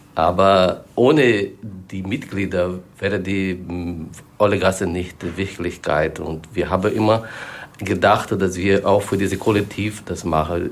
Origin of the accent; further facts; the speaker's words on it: Brazil; German is a second language; now in Germany; ich komme aus Brasilien